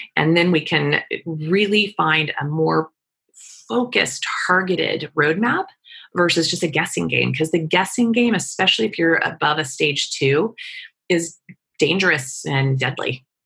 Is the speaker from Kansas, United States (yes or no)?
yes; Wichita, Kansas, United States; I grew up in Wichita, Kansas